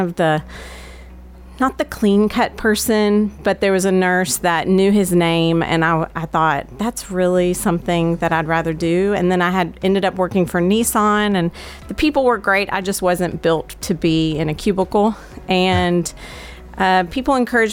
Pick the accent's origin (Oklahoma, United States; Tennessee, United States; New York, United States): Tennessee, United States; Murfreesboro; I was born in Murfreesboro and played soccer at Riverdale, graduated in 1998